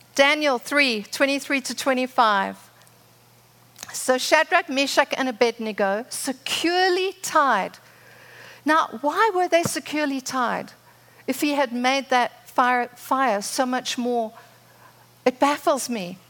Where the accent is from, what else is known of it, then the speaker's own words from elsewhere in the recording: Zimbabwe; moved away as an adult; now in United States; I'm from Zimbabwe. For those that didn't know, I met Rod there, had my children there, lived there for 27 years. My father was a pioneer farmer.